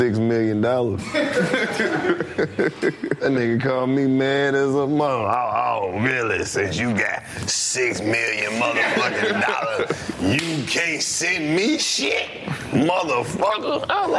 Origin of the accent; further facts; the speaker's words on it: Mississippi, United States; I'm from Mississippi.